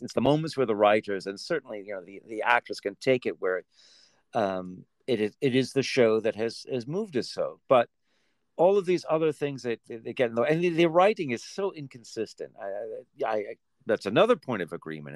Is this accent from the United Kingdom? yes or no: yes; United Kingdom; moved away; I grew up in Britain and and yet I've been away